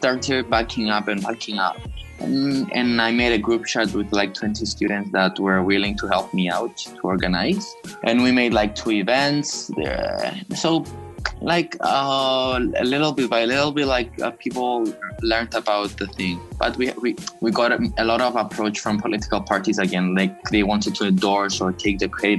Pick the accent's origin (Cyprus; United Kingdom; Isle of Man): Cyprus; Nicosia; I'm from Cyprus, Nicosia